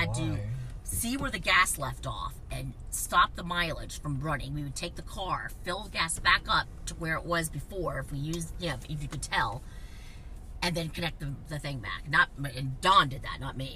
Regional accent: Miami, Florida, United States; I grew up in Miami

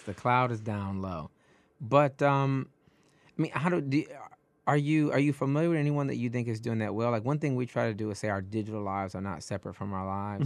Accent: Detroit, Michigan, United States; now in New York, United States; I'm originally from Detroit, and I felt like I had to flee Detroit

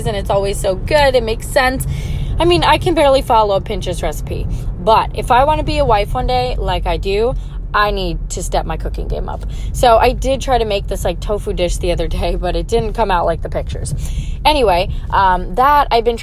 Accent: Long Island, New York, United States; I'm from Long Island, New York.

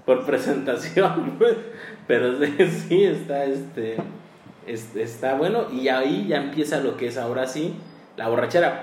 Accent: Chilpancingo, Guerrero, Mexico; los que somos de aquí de Chilpancingo

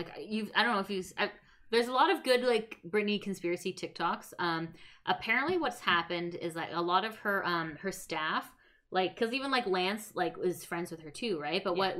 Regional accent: Canada; as Canadian

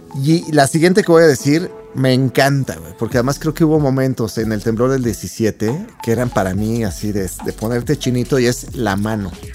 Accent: Mexico; los mexicanos somos muy fiesteros

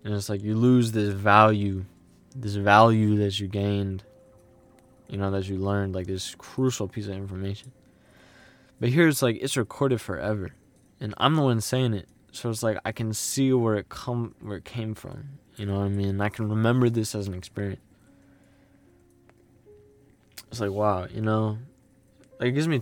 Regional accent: United States; I grew up in the United States

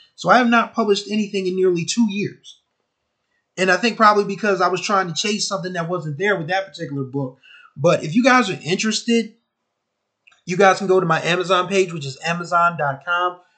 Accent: Wilmington, Delaware, United States; my hometown of Wilmington, Delaware

